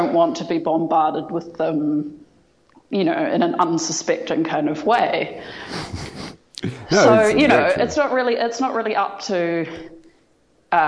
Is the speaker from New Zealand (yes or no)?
yes; New Zealand; I'm from New Zealand